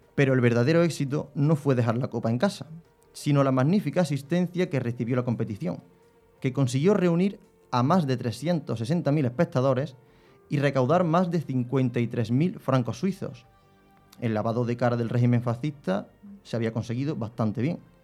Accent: Spain; soy español

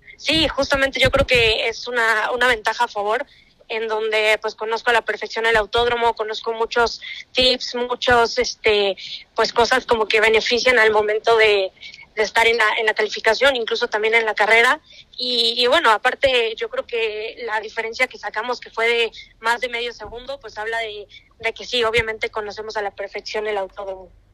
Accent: Mexico; yo como mexicana

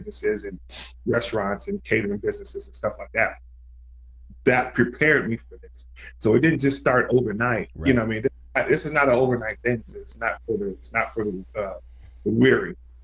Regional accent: Fresno, California, United States; moved away; when I moved back to my hometown, Fresno, California

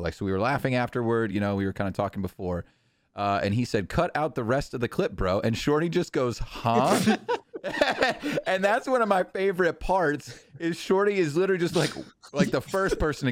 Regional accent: New England, United States; I am from New England

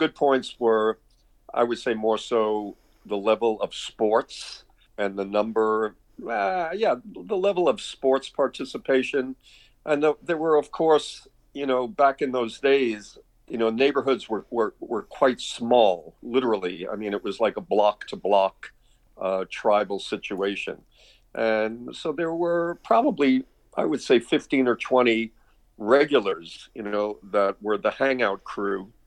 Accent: New York City, New York, United States; moved away as an adult; also born or lived in Valdosta, Georgia / Atlanta, Georgia / Prince Edward Island; I grew up in Brooklyn

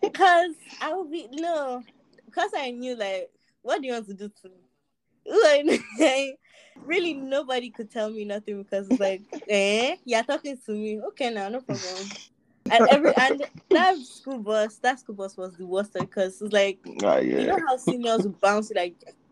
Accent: Lekki, Lagos, Nigeria; I grew up in Lekki. I don't know what he's talking about.

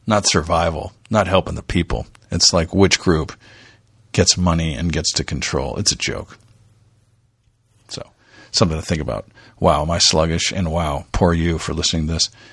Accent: Dove Canyon, California, United States; also born or lived in Toledo, Ohio / Michigan / Japan; when I was growing up in Dove Canyon, California, down there in South Orange County.

